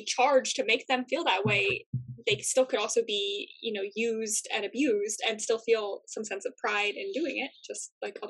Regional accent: United States; being an American

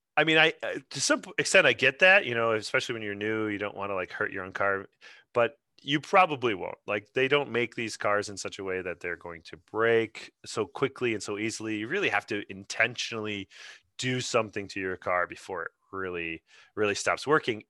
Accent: Grand Rapids, Michigan, United States; I'm originally from Grand Rapids myself, so it's my local

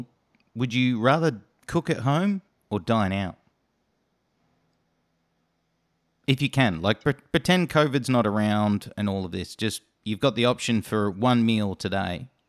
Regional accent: Australia; Well, being an Australian

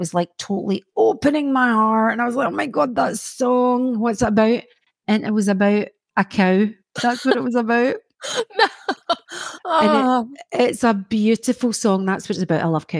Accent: Mull, Scotland, United Kingdom; when I was growing up in Mull.

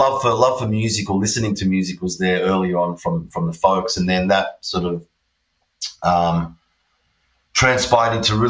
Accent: Australia; also born or lived in Pančevo, Serbia; I was born in Serbia, in a place called Pančevo. It's like near Belgrade, which is the main city there. It was Yugoslavia when I was born there, and now it's just Serbia. So, I was born there. My parents migrated to Australia when I was one.

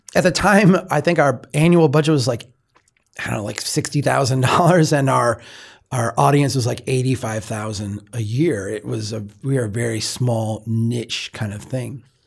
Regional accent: Minnesota, United States; I'm from Minnesota

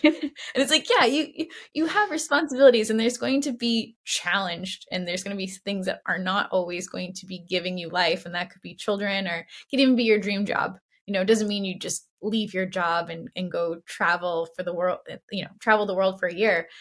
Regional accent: Boston, Massachusetts, United States; now in San Francisco, United States; I grew up in Boston, so come from a sports family

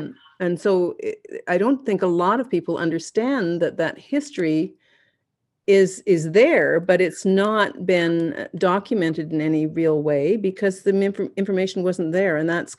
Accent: Canada; I'll speak about myself as a Canadian hybrid, someone who came from the settlers, or is a settler, I guess, but I'm a Canadian hybrid blend.

